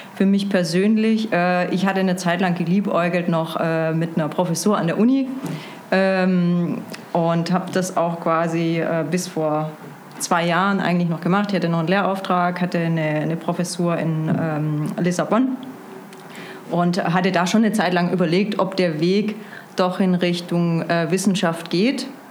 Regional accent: Stuttgart, Baden-Württemberg, Germany; moved away as an adult; also born or lived in Munich / Berlin / Lisbon; Ursprünglich Stuttgart, ein schwäbisches Gewächs sozusagen

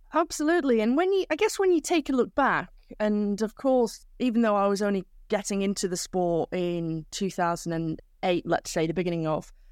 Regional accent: Manchester, North West England, United Kingdom; I'm from South Manchester, so around 20 kilometers away from the centre of of the city, in a village out in the countryside

